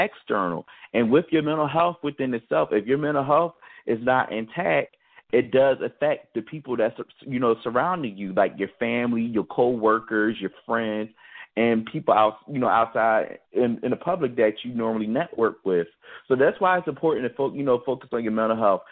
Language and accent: English; Philadelphia, Pennsylvania, United States; now in Pittsburgh, United States; Growing up in Philadelphia, I was volunteering at hospitals